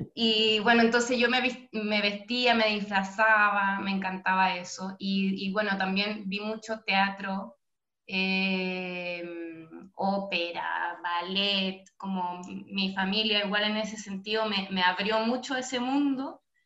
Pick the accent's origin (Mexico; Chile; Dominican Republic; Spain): Chile; La Serena, Coquimbo; Yo soy nacida en La Serena, sí, en Serena